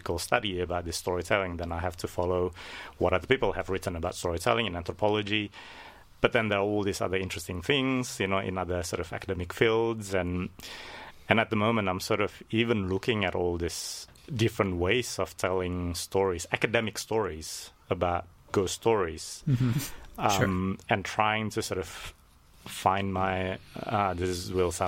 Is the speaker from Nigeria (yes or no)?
no; Indonesia; I'm from Indonesia